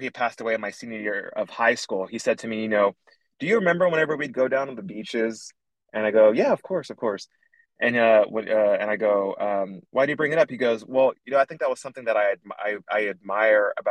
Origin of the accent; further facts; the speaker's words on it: Corpus Christi, Texas, United States; also born or lived in Houston, Texas; I was born and raised in Corpus Christi, Texas. I moved to Houston in the fifth grade, and I moved back to Corpus at the end of 10th grade.